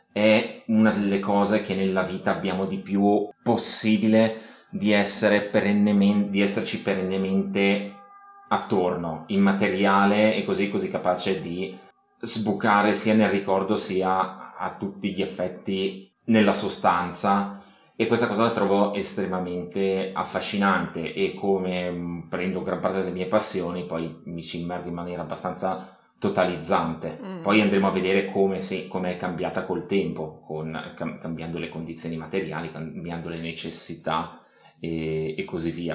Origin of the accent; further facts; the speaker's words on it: Monza, Lombardy, Italy; io vengo, vengo da Monza